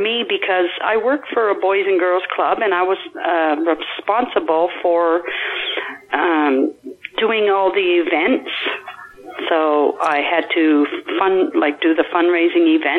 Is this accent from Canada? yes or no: yes; Gaspé, Quebec, Canada; now in New Brunswick, Canada; is Gaspé, Quebec, but I've been in New Brunswick 30 plus years. So I grew up there